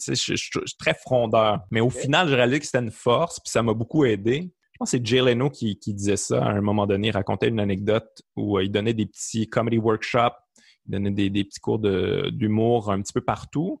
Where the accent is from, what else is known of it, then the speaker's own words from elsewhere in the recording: Quebec City, Quebec, Canada; accent: Québécois; moved away as an adult; also born or lived in Montreal; je venais de Québec